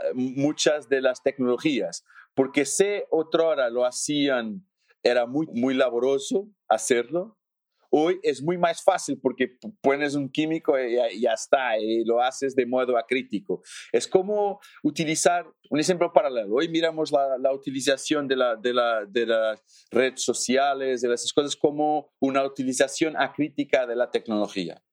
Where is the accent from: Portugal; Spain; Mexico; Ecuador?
Portugal; Alentejo; Spanish is a second language; soy portugués del sur de Portugal. Portugal no es, no es muy grande, pero soy del sur, que es no grande, pero diferente, sí, del norte para el sur. Soy del sur, de Alentejo